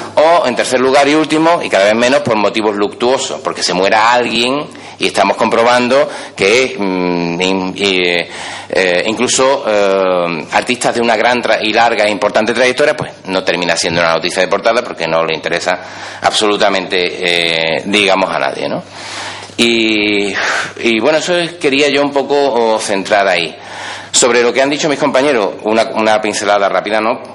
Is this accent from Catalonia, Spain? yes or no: no; Seville, Andalusia, Spain; Yo vivo aquí en Sevilla. Soy eh, de Sevilla, doctor por la Universidad de Sevilla